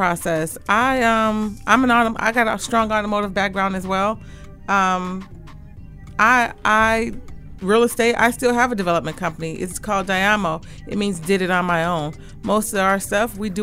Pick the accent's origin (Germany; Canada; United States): United States; Detroit, Michigan; I'm from the East Side, 6 Mile and Davidson to be exact. I'm a McKenzie High grad